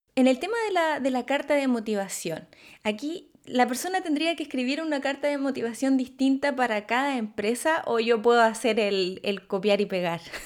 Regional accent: Chile; moved away; soy de Chile

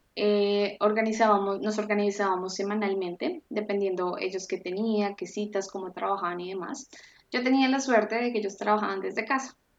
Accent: Colombia; moved away as an adult; now in Frankfurt, Germany; Yo soy de Colombia

